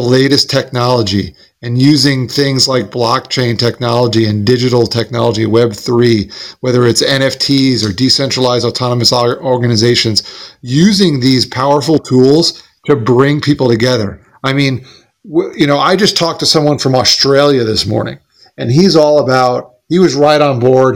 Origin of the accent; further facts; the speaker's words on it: Smithtown, New York, United States; I was born in St. John's Hospital in Smithtown, New York